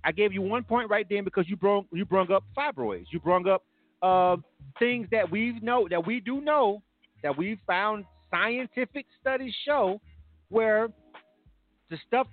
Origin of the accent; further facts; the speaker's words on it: Florida, United States; now in Atlanta, United States; Florida, my home state, West Palm